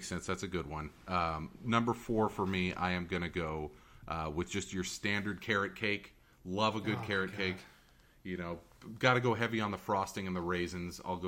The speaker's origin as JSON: {"language": "English", "town": "Fremont", "region": "California", "country": "United States", "tie": "born or raised there", "said": "my hometown in Niles"}